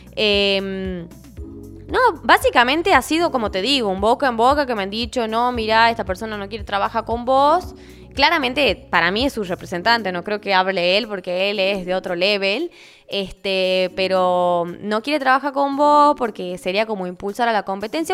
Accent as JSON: {"language": "Spanish", "region": "Tucumán", "country": "Argentina", "said": "soy tucumana"}